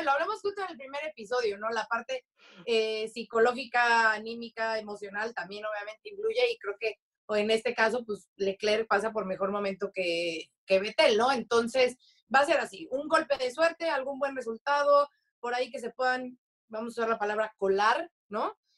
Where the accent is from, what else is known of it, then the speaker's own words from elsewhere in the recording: Mexico; como mexicana